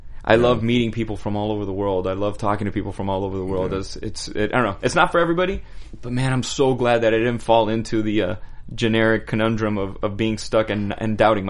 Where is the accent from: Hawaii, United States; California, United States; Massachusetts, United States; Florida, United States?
Florida, United States; Miami; moved away as an adult; as a kid growing up in Miami, we never traveled. You know, my parents weren't rich.